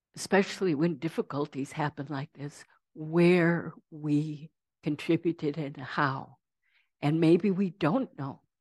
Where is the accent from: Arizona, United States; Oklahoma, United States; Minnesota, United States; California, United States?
Minnesota, United States; Saint Paul; I grew up in Saint Paul.